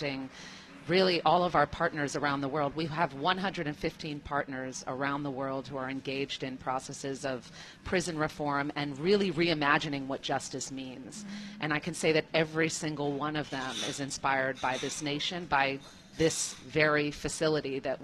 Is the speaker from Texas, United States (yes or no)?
no; New York City, New York, United States; I come from the country, the United States. I'm from New York City.